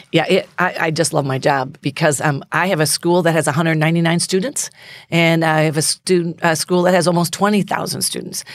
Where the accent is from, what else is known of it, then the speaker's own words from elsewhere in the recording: United States; I'm so proud to be an American.